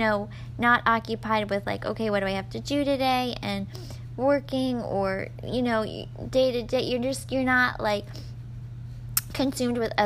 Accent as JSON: {"language": "English", "region": "Florida", "country": "United States", "said": "I'm from Florida"}